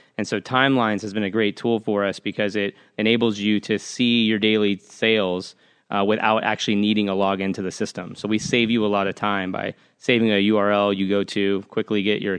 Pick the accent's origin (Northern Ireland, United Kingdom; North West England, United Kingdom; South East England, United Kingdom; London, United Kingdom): North West England, United Kingdom; Manchester; born there; So my dad's from, full disclosure, my dad's from here. All his side of the family's from here. I was born in Manchester, England.